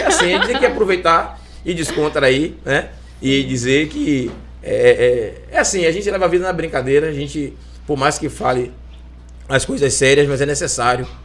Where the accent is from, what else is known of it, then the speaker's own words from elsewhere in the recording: Salvador, Bahia, Brazil; now in Lauro de Freitas, Brazil; Eu, como bom baiano, tenho 46 anos. Nasci aqui na Bahia, nasci em Salvador, né? moro aqui em Lauro há mais de 30